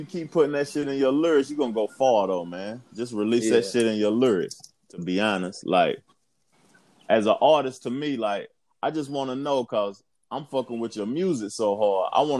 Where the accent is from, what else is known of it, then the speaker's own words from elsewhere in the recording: Knoxville, Tennessee, United States; moved away; I'm from Knoxville too, but I don't live there no more. I done lived in a couple of cities.